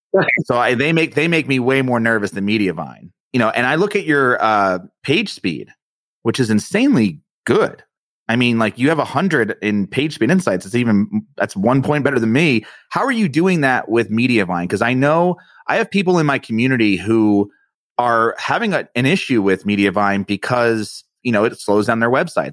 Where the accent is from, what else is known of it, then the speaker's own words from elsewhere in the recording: East Coast, United States; I'm from the East Coast and I'm Italian